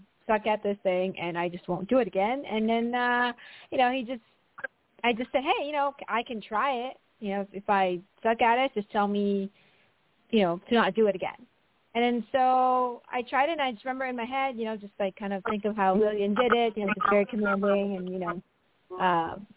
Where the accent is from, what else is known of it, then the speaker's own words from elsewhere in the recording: Philippines; moved away as an adult; now in United States; I was born and raised in the Philippines